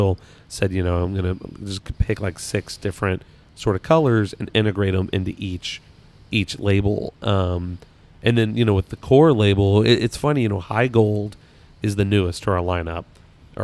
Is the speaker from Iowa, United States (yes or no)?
no; Kentucky, United States; accent: Kentucky; My Kentucky accent